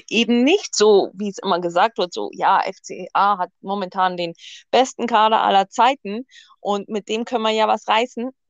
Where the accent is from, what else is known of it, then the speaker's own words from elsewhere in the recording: Augsburg, Bavaria, Germany; Also, ich bin in Augsburg geboren, wohne auch noch tatsächlich in meinem Heimatort, der so 30 Kilometer südlich liegt.